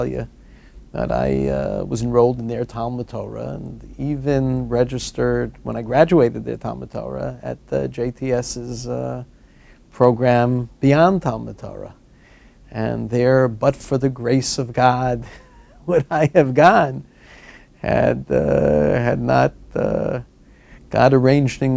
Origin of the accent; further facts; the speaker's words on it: New York City, New York, United States; I grew up in Manhattan